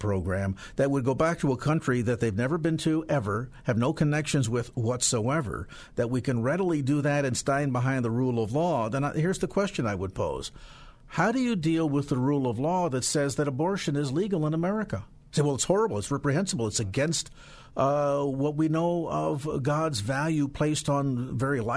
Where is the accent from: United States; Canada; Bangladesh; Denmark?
United States; California; as a Californian and as a Christian